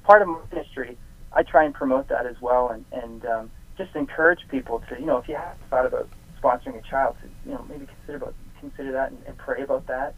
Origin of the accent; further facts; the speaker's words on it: Canada; being a Canadian and having you know my songs be produced in Canada